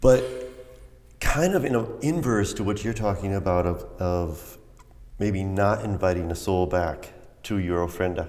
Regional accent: United States; I was a little kid and I was just, I, you know, I was coming from the States

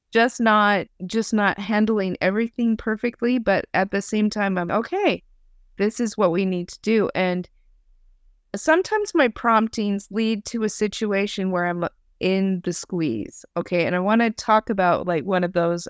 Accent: Idaho, United States; I'm from Idaho

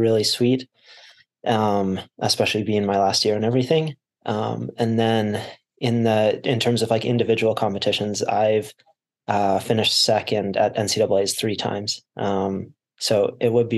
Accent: Canmore, Alberta, Canada; moved away as an adult; now in Utah, United States; I grew up in Canada, in the small town, Canmore in the Rocky Mountains

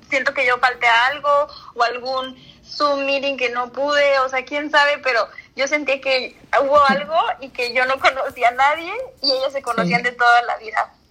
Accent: Mexico; cuido niño de cuatro años, me voy a tal estado, soy de México

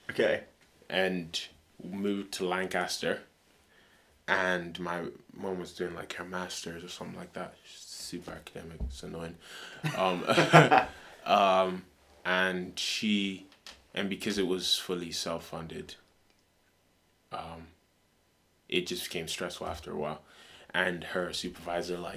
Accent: Lokoja, Kogi, Nigeria; also born or lived in Kaduna; So I was born in Kaduna, but we moved to a state called Lokoja, which is like in the middle belt, like two hours away from the capital.

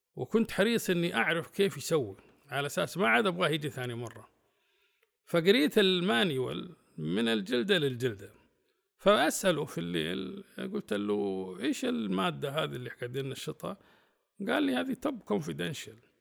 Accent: Saudi Arabia; كنت أنا الوحيد من السعودية

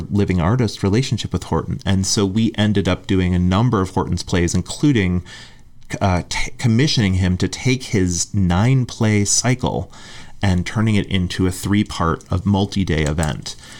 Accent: Western Massachusetts, United States; moved away; also born or lived in Hartford, Connecticut / Chicago; I grew up in Western Massachusetts

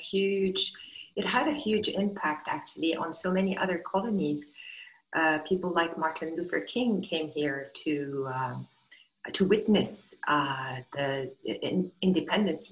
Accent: Accra, Greater Accra, Ghana; This is home. My children are fifth generation

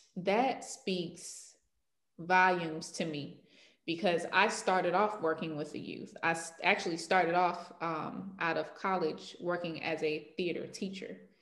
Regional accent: Clayton County, Georgia, United States; I'm from Clayton County, Georgia

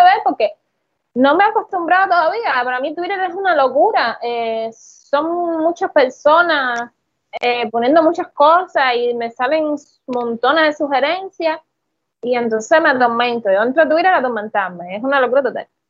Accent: Cuba; como buen cubano

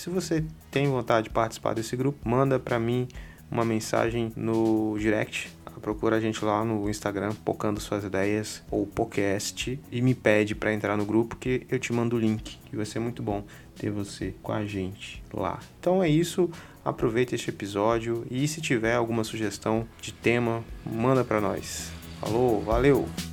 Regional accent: Capixaba, Espírito Santo, Brazil; nós somos um podcast de Vitória, somos capixabas

